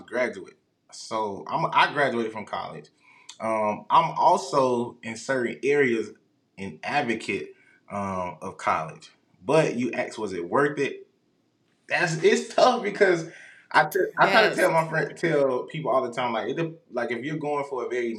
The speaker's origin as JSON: {"language": "English", "town": "Rock Hill", "region": "South Carolina", "country": "United States", "moved": "yes", "lives_now": "Houston, United States", "said": "I'm from Rock Hill, South Carolina"}